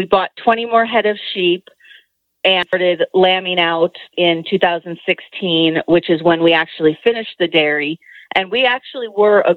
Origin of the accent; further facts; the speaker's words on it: Milwaukee, Wisconsin, United States; moved away as an adult; now in Idaho, United States; I originally grew up in Wisconsin, just outside of Milwaukee